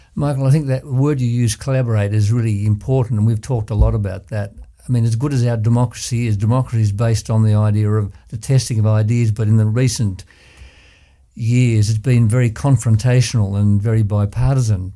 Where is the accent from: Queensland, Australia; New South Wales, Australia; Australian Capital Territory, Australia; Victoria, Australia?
Victoria, Australia; Ballarat; I was born and bred in Ballarat